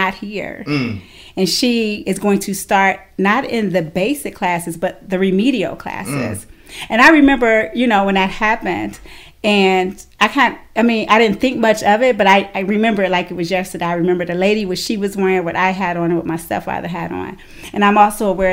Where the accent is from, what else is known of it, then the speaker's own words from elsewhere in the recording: Cleveland, Ohio, United States; I did grow up in Cleveland the earlier years of my life, from birth till about 5th grade. I grew up inner city Cleveland, right off St. Clair